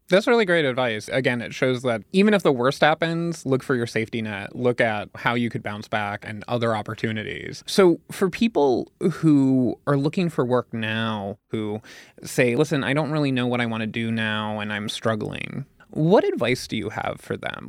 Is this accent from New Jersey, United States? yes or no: no; Pennsylvania, United States; I'm from Pennsylvania